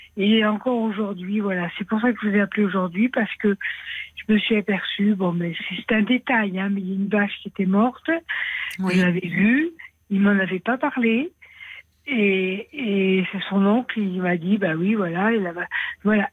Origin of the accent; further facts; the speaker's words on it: Aveyron, Occitania, France; je suis de l'Aveyron.